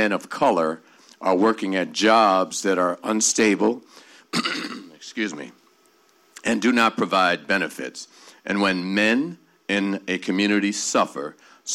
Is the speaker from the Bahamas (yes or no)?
yes; Bahamas; I'm from the Bahamas